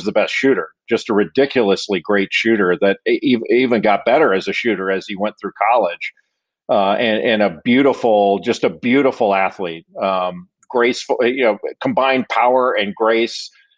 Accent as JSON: {"language": "English", "town": "Los Angeles", "region": "California", "country": "United States", "tie": "born or raised there", "said": "I was at home. I grew up in Los Angeles, so I actually went home and I was staying with my parents"}